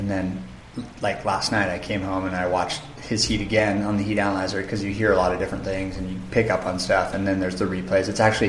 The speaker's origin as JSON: {"language": "English", "town": "Santa Barbara", "region": "California", "country": "United States", "tie": "born or raised there", "also_born_or_lived": "North Shore", "moved": "as an adult", "said": "I grew up in Santa Barbara, in California, and when I was in my early 20s, I moved to the North Shore"}